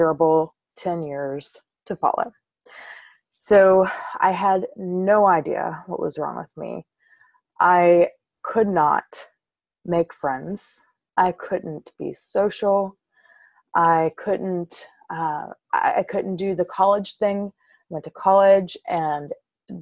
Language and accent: English; Covington, Louisiana, United States; I am from South Louisiana, a little town called Covington. It's about half an hour north of New Orleans. And I was raised in a very small, tight-knit Southern Baptist community.